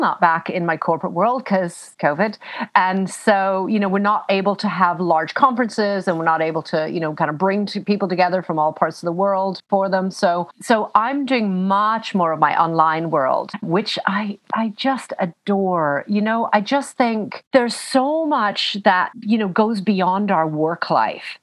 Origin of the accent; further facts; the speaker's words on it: Canada; now in United Kingdom; I'm Canadian, but I live in the UK.